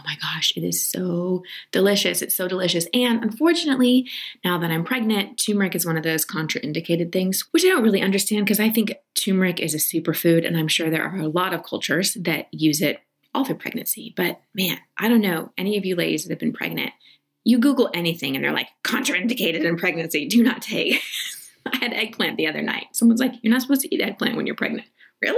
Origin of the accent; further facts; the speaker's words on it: Texas, United States; I'm from Texas.